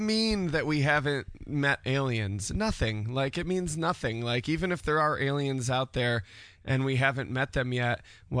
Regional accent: Syracuse, New York, United States; In Syracuse. Been here my whole life.

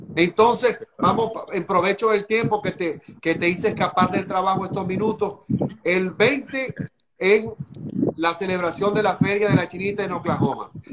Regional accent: Venezuela; now in United States; soy venezolano

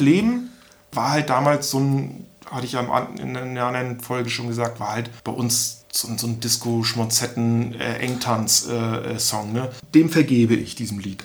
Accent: Stralsund, Mecklenburg-Vorpommern, Germany; bei uns in Stralsund

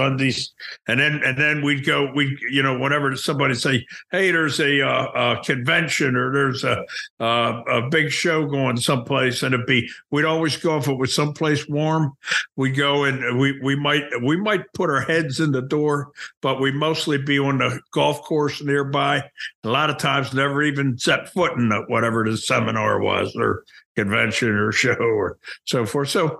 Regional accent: Baltimore, Maryland, United States; I grew up in Baltimore

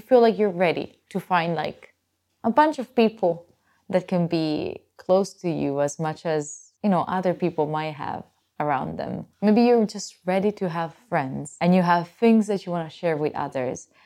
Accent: Italy; I'm from Italy

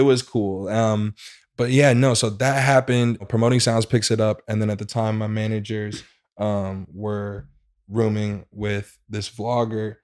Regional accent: St. Louis, Missouri, United States; I am from Saint Louis, Missouri.

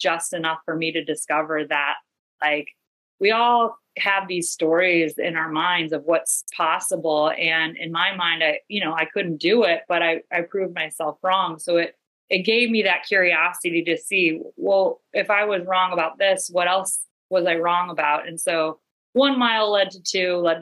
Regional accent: Cleveland, Ohio, United States; now in Portland, United States; I grew up in Cleveland, Ohio. Right now I'm in Portland, Maine

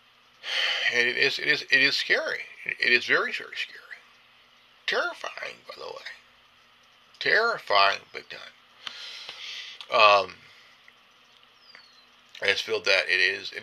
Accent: California, United States; I'm from California. I live in the United States

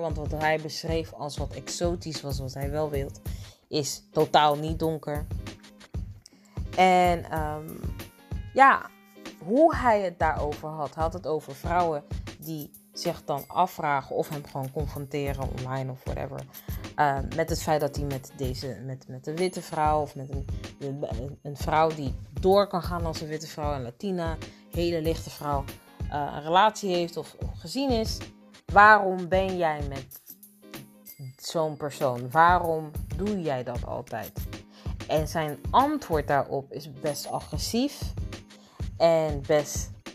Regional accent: Netherlands

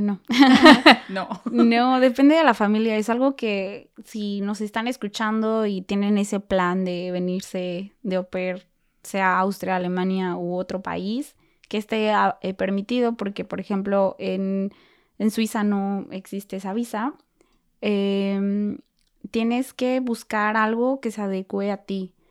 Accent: Mexico; moved away as an adult; also born or lived in United States; now in Germany; yo también soy mexicana

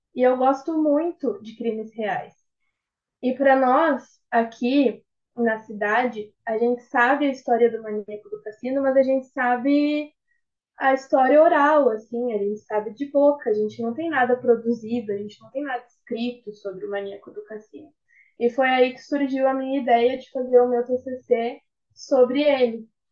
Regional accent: Rio Grande, Rio Grande do Sul, Brazil

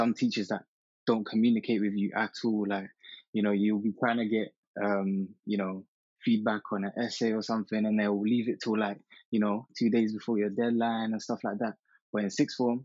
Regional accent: Lahore, Punjab, Pakistan; moved away; I'm from Pakistan, originally, Lahore, to be specific.

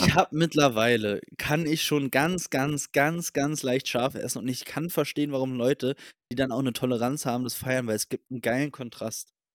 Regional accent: Berlin, Germany; also born or lived in England; ich bin nicht Deutscher, ich bin Berliner.

